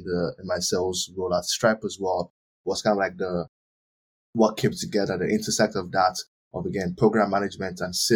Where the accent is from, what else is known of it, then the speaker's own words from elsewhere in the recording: Nigeria; moved away as an adult; also born or lived in Turkey / Ireland; I was born in Nigeria